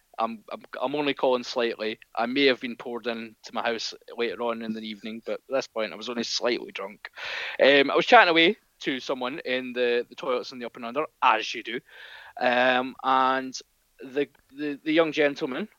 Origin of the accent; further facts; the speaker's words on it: Glasgow, Scotland, United Kingdom; We're from Glasgow